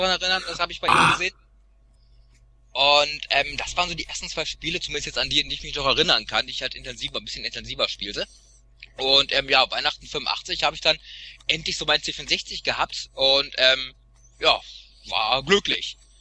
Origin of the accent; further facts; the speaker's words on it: Sauerland, North Rhine-Westphalia, Germany; moved away; ich bin ja in so einem Kuhdorf aufgewachsen im Sauerland